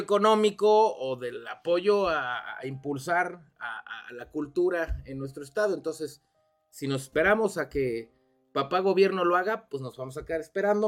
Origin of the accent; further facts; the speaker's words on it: Cuernavaca, Morelos, Mexico; also born or lived in Mexico City; mis abuelos llegaron en 1970 a Cuernavaca. Ya. Somos más guayabos que muchos.